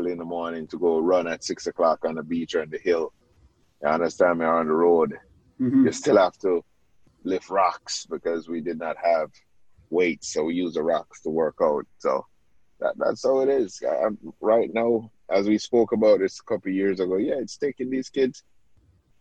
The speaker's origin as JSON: {"language": "English", "country": "Jamaica", "tie": "born or raised there", "moved": "yes", "said": "as a kid growing up in Jamaica"}